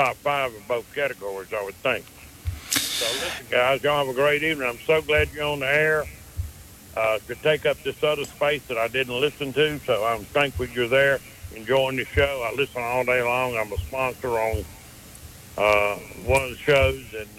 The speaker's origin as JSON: {"language": "English", "region": "Alabama", "country": "United States", "tie": "born or raised there", "moved": "yes", "said": "I grew up in Alabama."}